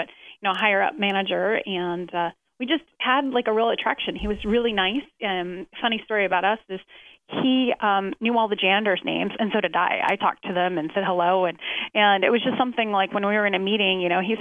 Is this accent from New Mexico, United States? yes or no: yes; Santa Fe, New Mexico, United States; moved away as an adult; also born or lived in Albuquerque, New Mexico; now in Dana Point, United States; I'm from Santa Fe, New Mexico, in Albuquerque, and continued to go to church there